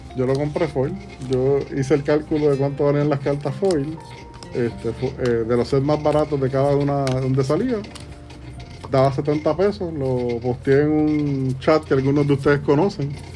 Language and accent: Spanish; Puerto Rico; como boricuas que somos